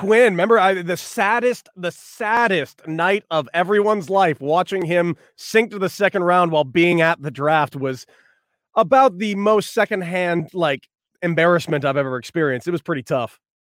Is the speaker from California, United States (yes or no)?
yes; Los Angeles, California, United States; I'm from the West Coast. I'm from Los Angeles